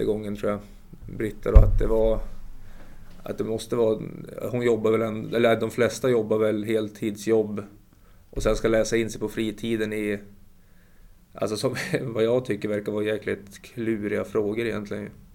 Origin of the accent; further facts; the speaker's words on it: Umeå, Västerbotten County, Sweden; jag är ju från Umeå, det är en rätt trevlig stad faktiskt.